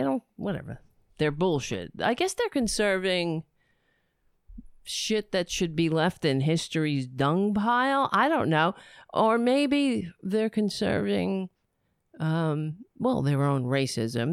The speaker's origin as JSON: {"language": "English", "country": "United States", "said": "as an, as an American"}